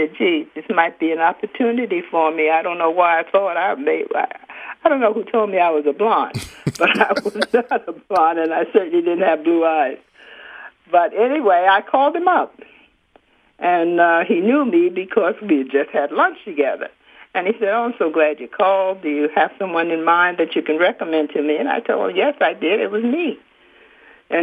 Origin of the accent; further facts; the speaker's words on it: New York City, New York, United States; moved away; also born or lived in Detroit / Philadelphia; I'm from New York. I was born in Harlem, in New York